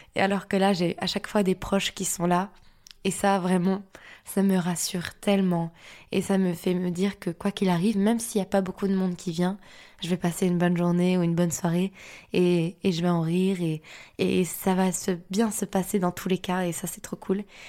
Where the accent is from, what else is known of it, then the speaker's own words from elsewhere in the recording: Lille, Hauts-de-France, France; je suis lilloise